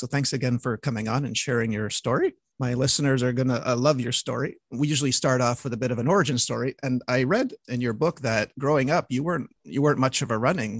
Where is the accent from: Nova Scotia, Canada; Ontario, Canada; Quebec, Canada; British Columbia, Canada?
Quebec, Canada; Montreal; I'm from Montreal.